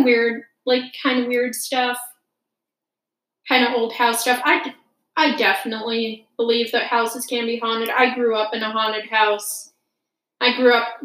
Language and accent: English; Michigan, United States; born or raised there